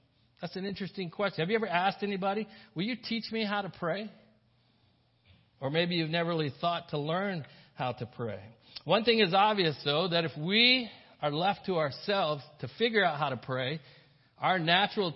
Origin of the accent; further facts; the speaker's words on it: the South, United States; I grew up in the South